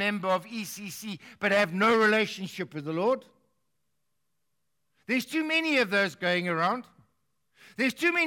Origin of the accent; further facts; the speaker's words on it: South Africa; I'm a South African